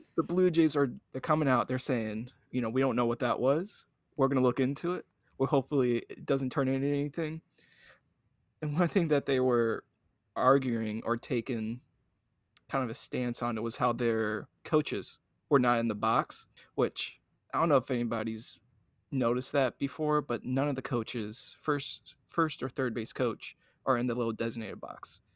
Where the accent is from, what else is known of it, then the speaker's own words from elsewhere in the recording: Cincinnati, Ohio, United States; growing up in Cincinnati